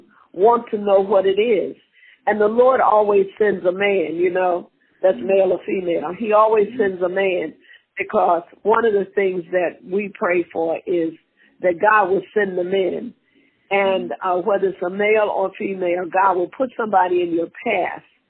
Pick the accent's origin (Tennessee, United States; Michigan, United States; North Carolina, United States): Tennessee, United States; moved away; also born or lived in Mississippi; Born in Mississippi, raised in Tennessee